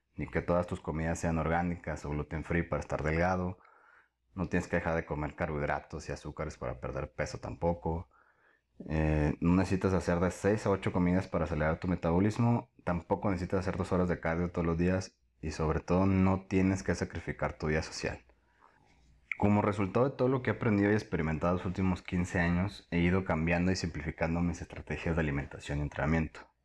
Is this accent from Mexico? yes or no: yes; Tampico, Tamaulipas, Mexico; now in Guadalajara, Mexico; Soy de Tampico, Tamaulipas, pero actualmente vivo en Guadalajara.